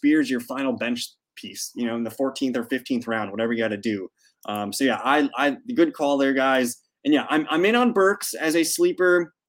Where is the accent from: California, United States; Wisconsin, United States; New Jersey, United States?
Wisconsin, United States; Green Bay; now in Milwaukee, United States; I'm in Milwaukee. I'm from Green Bay, so Packers, Bucks are my teams, unfortunately.